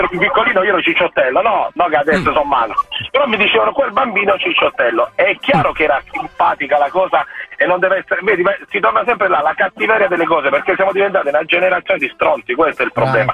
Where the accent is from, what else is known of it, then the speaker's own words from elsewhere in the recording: Southern Italy, Italy; Meridionale, meridionale. A noi, ragazzi, a noi ci hanno chiamato Terroni